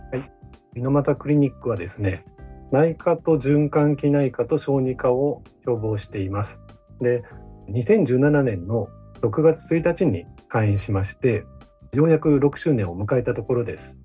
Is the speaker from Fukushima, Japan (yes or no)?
no; Toyota, Aichi, Japan; moved away as an adult; also born or lived in Fukui; now in Nagoya, Japan; 愛知県の豊田市生まれ